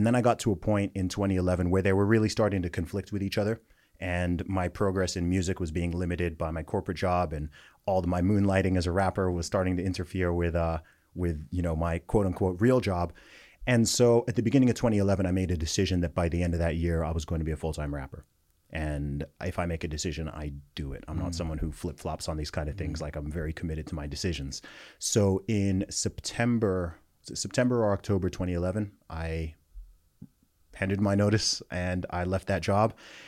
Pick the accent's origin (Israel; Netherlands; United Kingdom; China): United Kingdom; also born or lived in United States; So I'm British, but yeah, I went to an American school for a while. I went to both the American and British school systems.